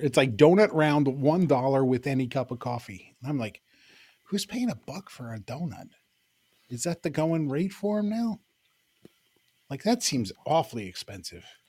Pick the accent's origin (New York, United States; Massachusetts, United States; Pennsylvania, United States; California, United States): Pennsylvania, United States; Central; … and I we were raised in Central Pennsylvania